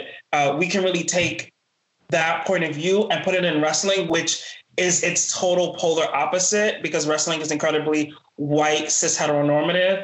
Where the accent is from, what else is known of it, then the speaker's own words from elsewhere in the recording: New York City, New York, United States; also born or lived in Norfolk, Virginia; I'm born and raised in the South Bronx